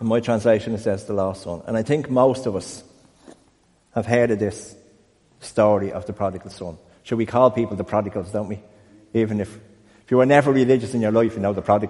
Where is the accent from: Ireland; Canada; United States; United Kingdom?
Ireland; I'm Irish